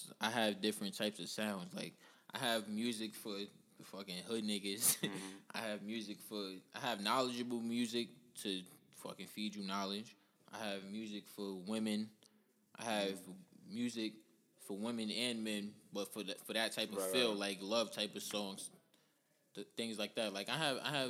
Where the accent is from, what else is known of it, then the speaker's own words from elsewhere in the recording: New York City, New York, United States; also born or lived in East Elmhurst, Queens; I'm from East Elmhurst, but I grew up in Rosedale